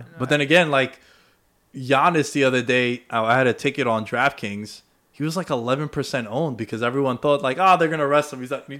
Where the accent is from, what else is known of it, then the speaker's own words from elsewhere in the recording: New York City, New York, United States; I'm from Astoria. They don't have a professional sports team. I'm from New York.